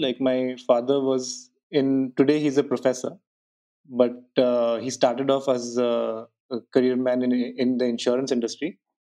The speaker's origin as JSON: {"language": "English", "region": "South India", "country": "India", "tie": "born or raised there", "said": "southern part of India. And the decision point for me at that point of time was to go as far away from my hometown as possible."}